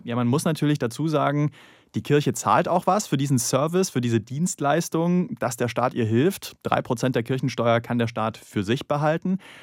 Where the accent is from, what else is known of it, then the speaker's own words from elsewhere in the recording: the East, eastern Germany, Germany; im Osten, wo ich aufgewachsen bin